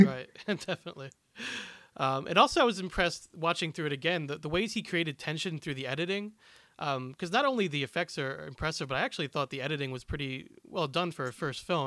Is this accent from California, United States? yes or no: no; Philadelphia, Pennsylvania, United States; I am from the Philadelphia area.